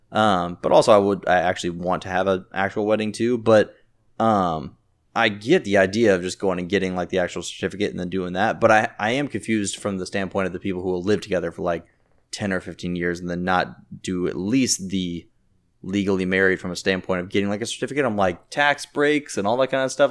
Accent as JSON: {"language": "English", "town": "Jacksonville", "region": "Florida", "country": "United States", "moved": "yes", "lives_now": "Orlando, United States", "said": "I'm from Jacksonville and I live in Orlando"}